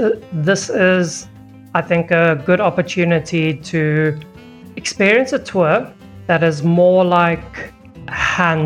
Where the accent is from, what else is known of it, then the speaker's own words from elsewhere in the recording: South Africa; As a South African